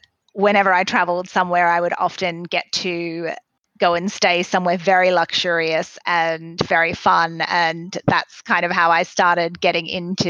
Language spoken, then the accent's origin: English; Australia; also born or lived in Sri Lanka / Malaysia; I'm Australian, but I was born over in Sri Lanka. My father is Dutch from Holland, and my mother was Australian, and they met in Australia, headed over there. I grew up in Southeast Asia as well, in Malaysia, before heading back to Australia in about the mid-80s